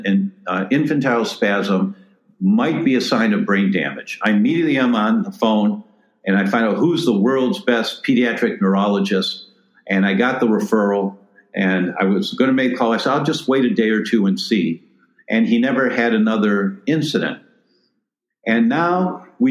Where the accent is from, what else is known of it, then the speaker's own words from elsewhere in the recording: Detroit, Michigan, United States; moved away; I'm originally from Detroit